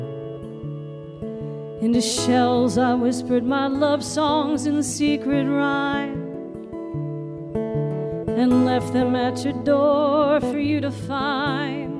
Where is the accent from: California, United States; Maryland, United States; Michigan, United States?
Maryland, United States; Baltimore; now in Nashville, United States; I was born in Baltimore, Maryland